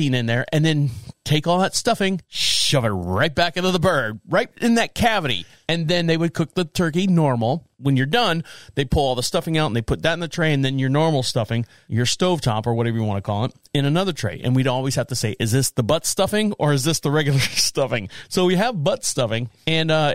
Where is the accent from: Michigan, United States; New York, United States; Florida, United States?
Florida, United States; Orlando; most of my family is from North Carolina, but I was born and raised in Orlando, Florida